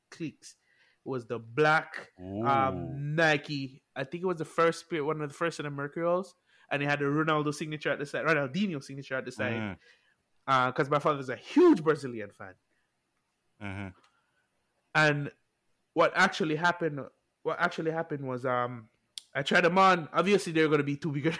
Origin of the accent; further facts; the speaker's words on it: Jamaica; I grew up in Jamaica. For all who don't know, I grew up in Jamaica.